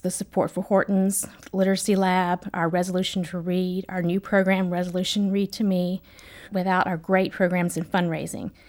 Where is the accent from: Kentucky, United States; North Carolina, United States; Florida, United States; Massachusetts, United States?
Kentucky, United States; now in Washington, D.C., United States; my home state of Kentucky